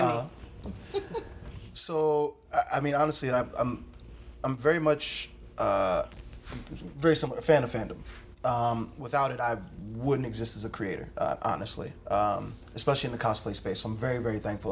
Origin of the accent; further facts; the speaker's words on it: Philadelphia, Pennsylvania, United States; my life growing up in Philadelphia